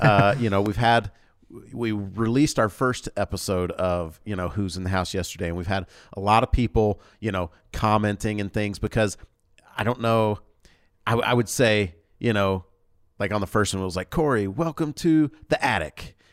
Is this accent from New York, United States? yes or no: no; North Georgia, United States; also born or lived in Louisiana / Mississippi; now in Utah, United States; I grew up in North Georgia